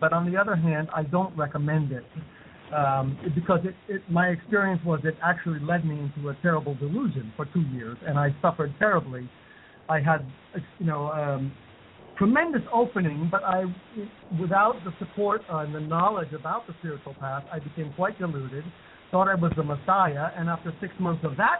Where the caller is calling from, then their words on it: India; Yes, I'm in India. I'm calling from India.